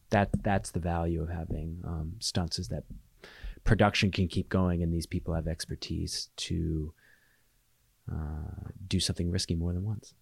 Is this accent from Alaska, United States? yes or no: yes; Alaska, United States; moved away; I was born and raised in Alaska, and I keep my house here